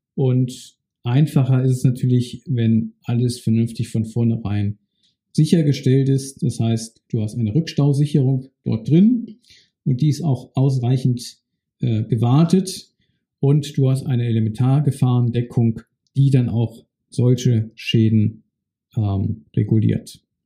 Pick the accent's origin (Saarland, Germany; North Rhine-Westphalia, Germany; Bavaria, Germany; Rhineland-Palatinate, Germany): Rhineland-Palatinate, Germany; Bad Neuenahr-Ahrweiler; Meine Heimatstadt ist Bad Neuenahr-Ahrweiler. Ich bin dort aufgewachsen